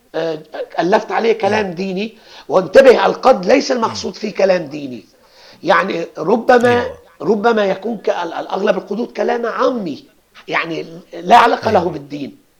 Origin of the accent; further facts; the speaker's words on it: Aleppo, Aleppo Governorate, Syria; عندنا بحلب نقول هذا الكأس قد هذا الكأس